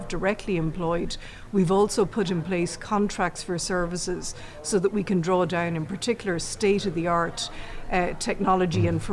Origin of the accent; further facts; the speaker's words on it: Ireland; we're English-speaking in Ireland